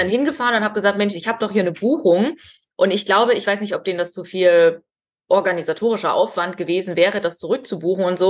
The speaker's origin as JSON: {"language": "German", "area": "Ore Mountains", "region": "Saxony", "country": "Germany", "moved": "yes", "said": "ich komme aus dem Erzgebirge"}